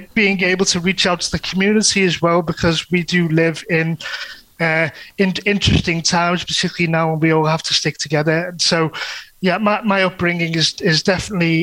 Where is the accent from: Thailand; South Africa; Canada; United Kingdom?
United Kingdom; Liverpool, North West England; I'm from North Liverpool, as you can probably get from my accent. It is quite relatively strong